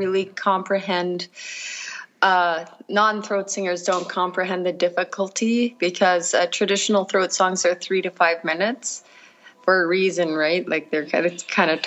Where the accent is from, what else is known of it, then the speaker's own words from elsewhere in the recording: Cambridge Bay, Nunavut, Canada; I'm from Nunavut, Cambridge Bay. Born in Cambridge Bay